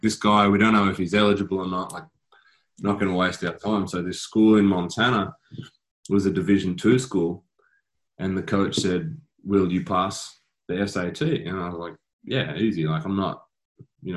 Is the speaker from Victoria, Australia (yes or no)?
no; Tasmania, Australia; also born or lived in Sydney; now in Wollongong, Australia; I grew up in Tassie